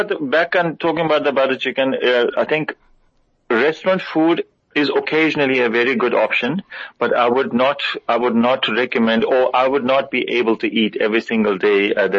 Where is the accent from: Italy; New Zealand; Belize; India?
India; Jammu and Kashmir; I am from Kashmir, so Taste of Kashmir is me.